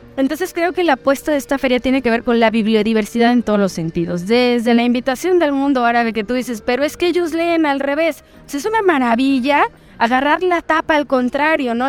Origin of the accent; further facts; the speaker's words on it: Mexico; yo siendo mexicana